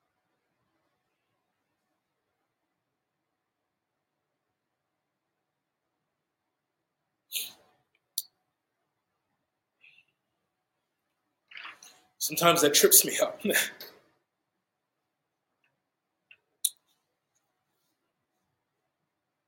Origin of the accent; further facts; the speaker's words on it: New York, United States; moved away; teach at my old church that I grew up with in New York